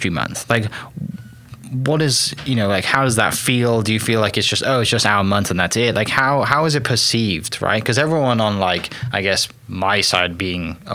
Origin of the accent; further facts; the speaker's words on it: Wales, United Kingdom; Welsh, I'm from Wales